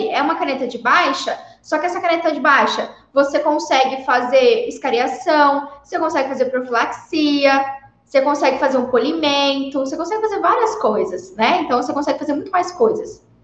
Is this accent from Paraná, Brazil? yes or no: yes; Paraná, Brazil; born there; Não sei nem por que, que eu nasci no Paraná, né, Cris?